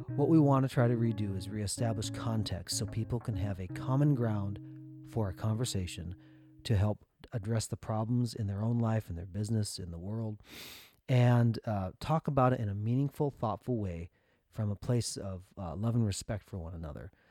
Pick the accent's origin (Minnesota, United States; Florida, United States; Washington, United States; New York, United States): Minnesota, United States; we grew up in Minnesota